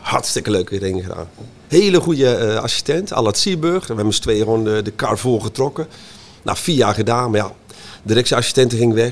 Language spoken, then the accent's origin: Dutch; Montferland, Gelderland, Netherlands; ik kom uit Montferland, dus uh, eh, Arnhem en dan richting Duitse grens, van de boerderij.